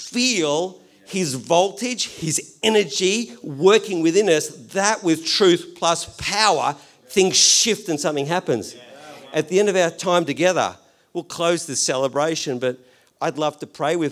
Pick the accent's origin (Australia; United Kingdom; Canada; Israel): Australia; I'm Australian